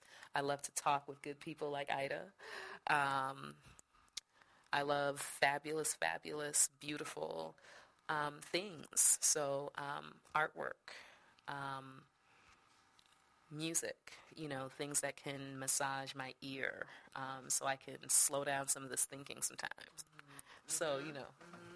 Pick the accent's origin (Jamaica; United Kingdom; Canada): Jamaica; born there; No. Jamie was born in the States. My brother's born in the States. I was born in Jamaica.